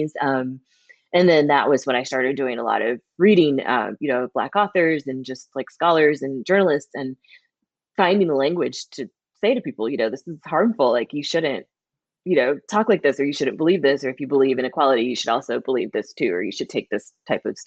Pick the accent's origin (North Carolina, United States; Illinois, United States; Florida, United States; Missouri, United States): Missouri, United States; moved away as an adult; now in Los Angeles, United States; I went to school in my hometown in Missouri, and then I moved to LA when I was like 22